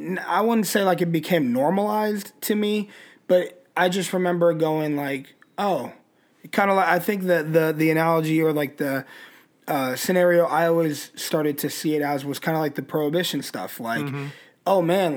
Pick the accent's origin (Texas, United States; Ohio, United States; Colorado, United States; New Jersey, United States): Colorado, United States; Colorado Springs; I'm from Colorado Springs